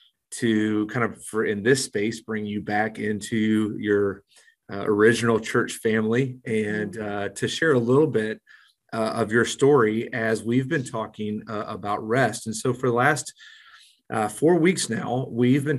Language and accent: English; Mexico; now in Springfield, United States; growing up in Mexico